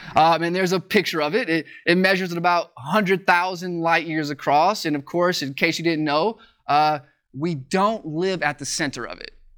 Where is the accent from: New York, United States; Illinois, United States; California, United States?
Illinois, United States; Joliet; moved away; my hometown, it's in Joliet, Illinois